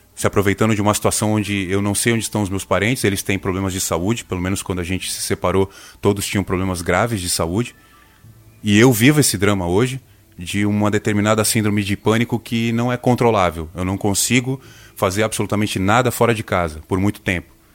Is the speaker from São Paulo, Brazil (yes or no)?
yes; coast of São Paulo state, Brazil; vindo da região que eu venho, do litoral do estado de São Paulo